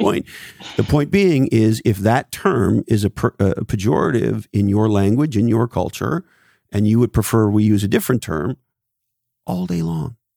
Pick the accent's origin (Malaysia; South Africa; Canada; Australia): Canada; now in California, United States; When I was a little boy, I grew up in Canada.